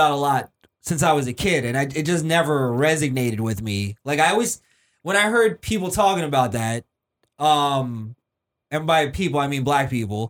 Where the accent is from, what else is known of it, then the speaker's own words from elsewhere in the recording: New York, United States; from New York. I love New York, but it's a shitty place now.